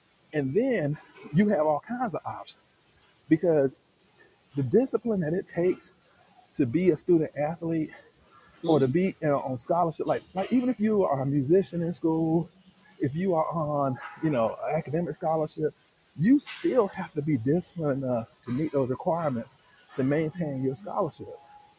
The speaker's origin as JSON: {"language": "English", "region": "the South", "country": "United States", "tie": "born or raised there", "said": "growing up in the South, football is king, right?"}